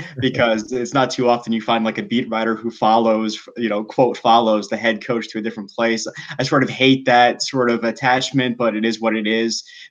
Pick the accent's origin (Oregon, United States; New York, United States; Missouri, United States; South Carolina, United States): New York, United States; New York City; moved away as an adult; also born or lived in Orlando, Florida / Auburn, Alabama; now in Mississippi, United States; I was born in Queens, and then I moved as a very young kid in I moved to Orlando when I was about two or three years old, and I spent some time in Orlando actually until I was about 8 or 9, and then I moved back to New York City.